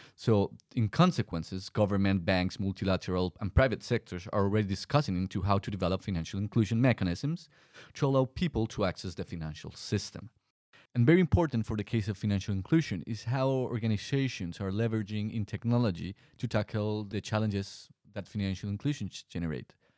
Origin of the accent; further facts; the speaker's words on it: Colombia; moved away as an adult; my home country, Colombia